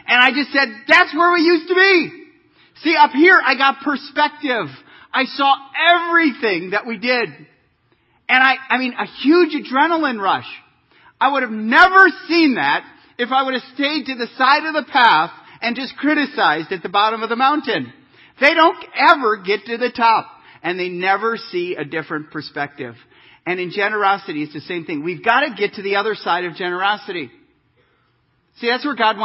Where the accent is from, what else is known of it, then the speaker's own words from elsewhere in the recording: Kansas, United States; I'm from Kansas. We don't see peaks a whole lot.